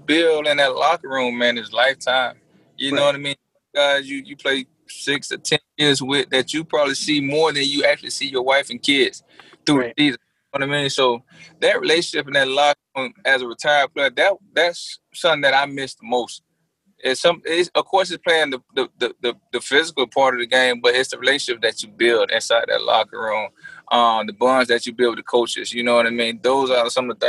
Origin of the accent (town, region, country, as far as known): Miami, Florida, United States; born or raised there